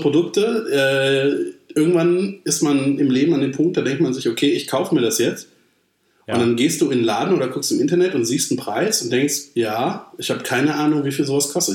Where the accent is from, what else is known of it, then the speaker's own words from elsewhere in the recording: Germany; ich bin Deutscher